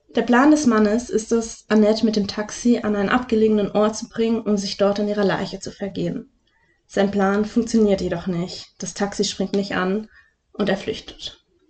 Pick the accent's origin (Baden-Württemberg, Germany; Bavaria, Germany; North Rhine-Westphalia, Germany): Baden-Württemberg, Germany; Lake Constance area; aus meiner Heimat